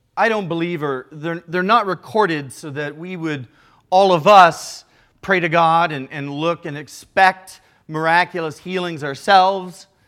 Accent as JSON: {"language": "English", "region": "Midwest", "country": "United States", "also_born_or_lived": "Chicago", "moved": "yes", "lives_now": "Southern California, United States", "said": "Now, here in Southern California, I'm from the Midwest."}